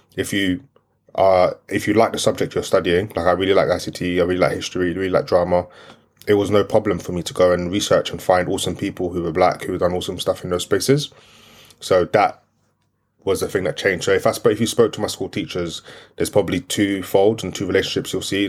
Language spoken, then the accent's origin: English; London, United Kingdom; first language French; English is a second language; I grew up in East London, Brick Lane, Aldgate